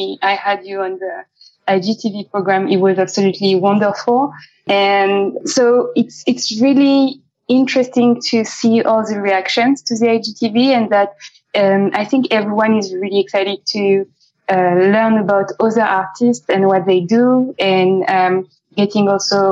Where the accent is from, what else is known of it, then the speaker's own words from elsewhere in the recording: France; moved away as an adult; also born or lived in Amsterdam, Netherlands; now in London, United Kingdom; we used to live in Amsterdam before London, and we're both French.